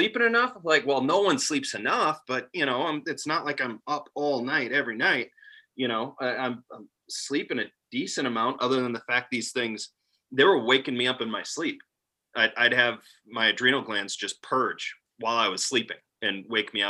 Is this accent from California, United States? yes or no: no; Wisconsin, United States; now in Montana, United States; I'm originally from Wisconsin